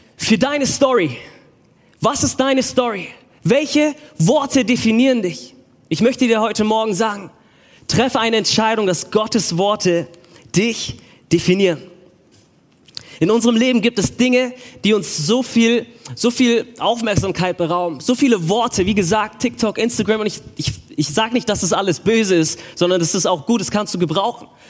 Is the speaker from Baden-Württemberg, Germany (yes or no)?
yes; Stuttgart, Baden-Württemberg, Germany; ich bin aus Stuttgart